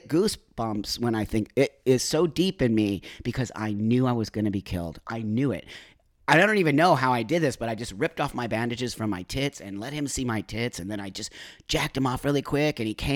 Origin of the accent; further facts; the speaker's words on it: Los Angeles, California, United States; I was raised in the San Fernando Valley here.